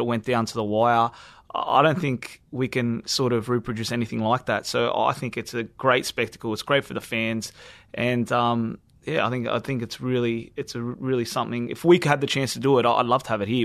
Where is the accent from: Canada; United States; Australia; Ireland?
Australia; us Australians